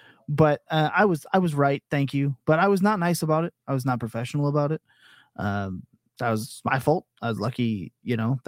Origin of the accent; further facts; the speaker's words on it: Canada; as a Canadian